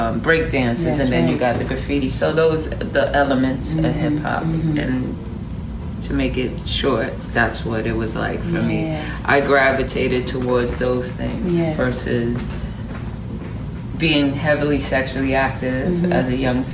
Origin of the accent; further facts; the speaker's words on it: New York City, New York, United States; also born or lived in Atlanta; I am born and raised from the Boogie Down Bronx